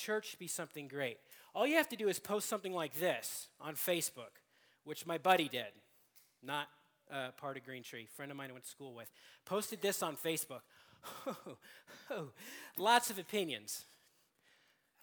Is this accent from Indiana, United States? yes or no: no; Seattle, Washington, United States; I'm from Seattle, and it was very difficult to be a sports fan in Seattle all growing up.